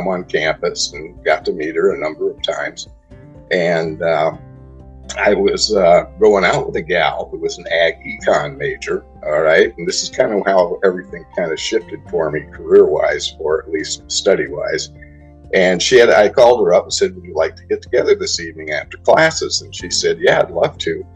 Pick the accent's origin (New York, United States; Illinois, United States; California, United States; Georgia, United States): California, United States; Newport Beach; also born or lived in Arizona; I grew up in Southern California and in Newport Beach, great place to grow up